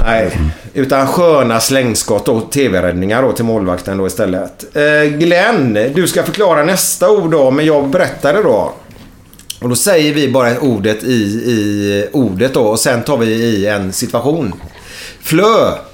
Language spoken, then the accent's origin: Swedish; Gothenburg, Västra Götaland, Sweden; Jag är uppvuxen i Frölunda